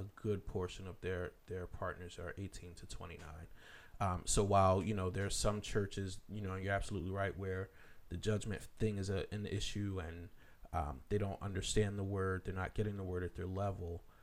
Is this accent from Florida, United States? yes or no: no; Philadelphia, Pennsylvania, United States; moved away; I'm from the Philly area